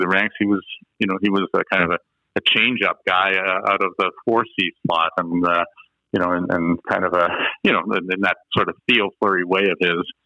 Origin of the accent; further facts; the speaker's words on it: Toronto, Ontario, Canada; moved away as an adult; also born or lived in Calgary; a kid growing up in Toronto, my parents were emigrated from Austria.